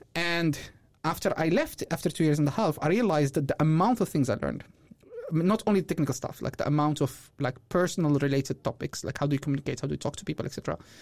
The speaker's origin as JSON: {"language": "English", "country": "Morocco", "also_born_or_lived": "Belgium", "moved": "as an adult", "said": "I'm originally from Morocco. I moved here two thousand seventeen."}